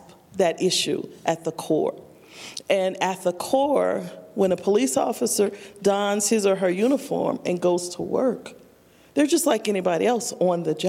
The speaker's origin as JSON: {"language": "English", "town": "New Orleans", "region": "Louisiana", "country": "United States", "also_born_or_lived": "Fort Collins, Colorado / Denver, Colorado", "moved": "as an adult", "said": "I'm originally from New Orleans"}